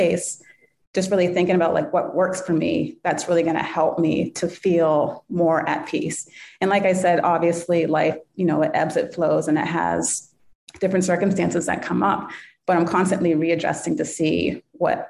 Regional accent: New Hampshire, United States; We grew up in New Hampshire

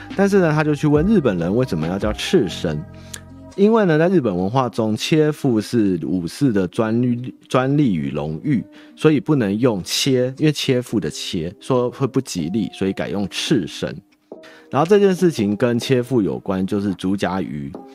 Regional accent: Taipei, Taiwan; also born or lived in Chiayi / Tainan; 我们台北人的台语烂

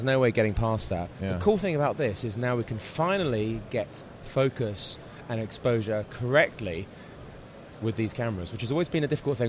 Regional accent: London, United Kingdom; I'm from London. And I am a cinematographer and a director.

